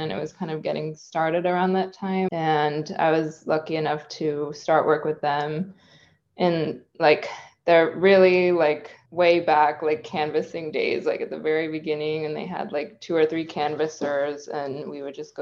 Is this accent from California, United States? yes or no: yes; Bay Area, California, United States; I'm from the Bay Area of California. And yeah, I grew up here